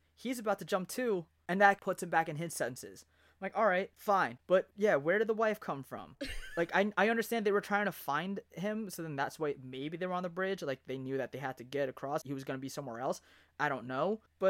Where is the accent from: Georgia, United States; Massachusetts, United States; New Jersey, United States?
New Jersey, United States; me growing up in Jersey